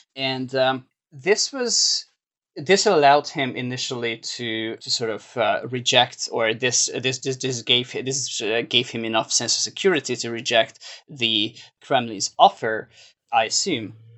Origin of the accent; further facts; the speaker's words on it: Hungary; now in New York, United States; my home country